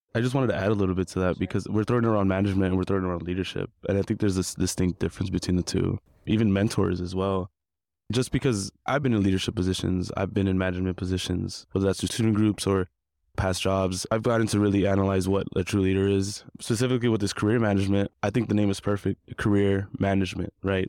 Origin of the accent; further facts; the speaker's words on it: Compton, California, United States; now in Long Beach, United States; I grew up in Compton, California, and currently residing in Long Beach